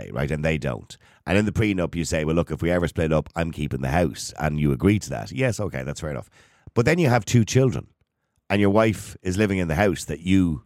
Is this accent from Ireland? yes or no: yes; Ireland; we're Irish